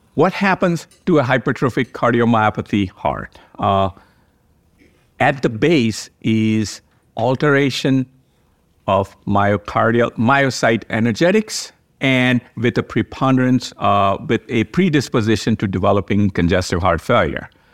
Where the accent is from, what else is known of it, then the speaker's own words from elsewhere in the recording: Cleveland, Ohio, United States; from Cleveland Clinic in Cleveland, Ohio. Welcome to my hometown